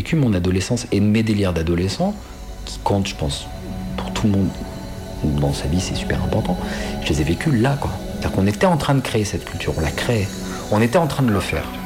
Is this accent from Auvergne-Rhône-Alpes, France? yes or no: yes; Saint-Étienne, Auvergne-Rhône-Alpes, France; On est chez moi, à Saint-Étienne